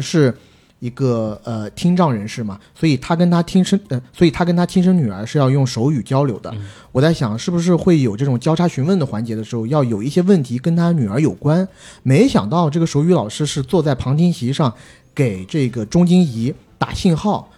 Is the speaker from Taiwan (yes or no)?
no; China; 我们作为大陆人的身份